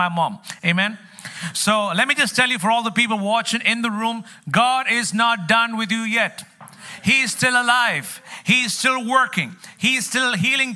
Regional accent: Kerala, India; also born or lived in New York City; now in New York, United States; I come from the land of curry

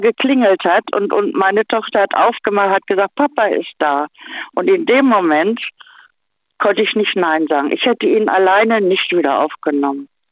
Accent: Hanover, Lower Saxony, Germany; bin dann nach Hannover, also ja, meine Heimat wieder gezogen

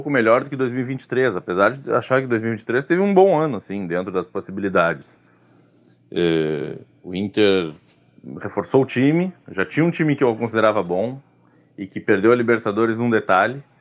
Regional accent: Rio Grande, Rio Grande do Sul, Brazil; Eu sou de Rio Grande e ali foram os meus primeiros contatos com o futebol. Eu me lembro, criança ainda, de poder ir sozinho no Aldo da Pusa ver jogo do São Paulo, por exemplo.

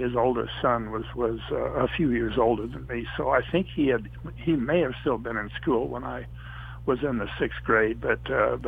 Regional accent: Moab, Utah, United States; one of my best friends was a fellow named Gary Zaransky, and I were raised there in Moab together

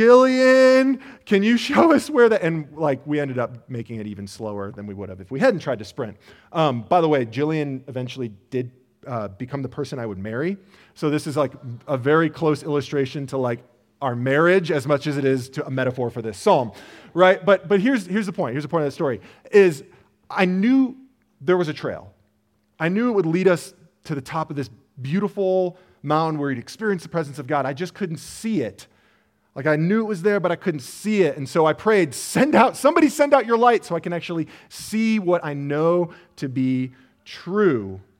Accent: Illinois, United States; Now, I did not grow up in Colorado. I grew up outside of Chicago.

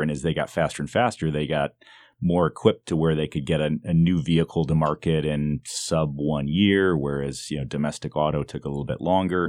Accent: Detroit, Michigan, United States; I grew up in the Detroit area

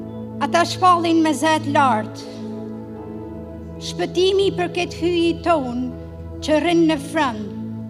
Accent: Albania; now in Windsor, Canada; I'm from Albania.

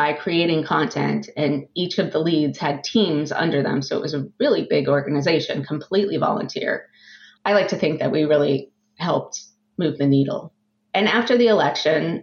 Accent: Southern California, United States; moved away as an adult; also born or lived in San Francisco / Boston, Massachusetts; now in Massachusetts, United States; I grew up in Southern California

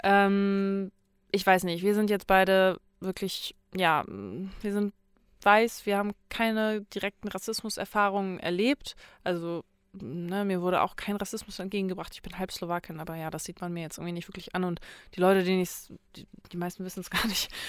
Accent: Itzehoe, Schleswig-Holstein, Germany; Ich komme, also ich komme aus Itzehoe

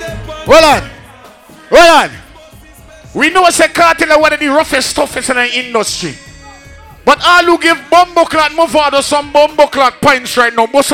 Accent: Trinidad & Tobago; I'm from Trinidad, they're from Guyana. Let me take a fly over Trinidad.

